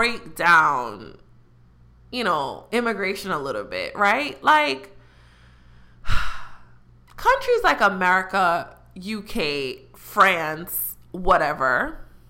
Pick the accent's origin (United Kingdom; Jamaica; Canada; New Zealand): Jamaica; I'm very prideful about being Jamaican